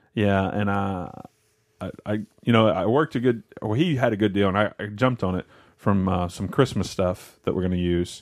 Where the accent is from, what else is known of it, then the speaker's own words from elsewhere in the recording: West Tennessee, United States; I grew up in West Tennessee